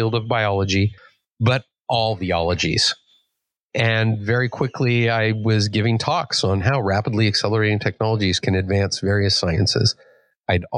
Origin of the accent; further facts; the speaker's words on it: Los Angeles, California, United States; I grew up in Southern California